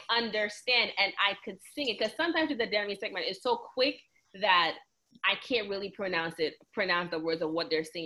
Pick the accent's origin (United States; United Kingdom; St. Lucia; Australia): St. Lucia; moved away; I'm from St. Lucia, I understand it. I just, speaking it, we never really spoke it growing up, because I feel like, especially in St. Lucia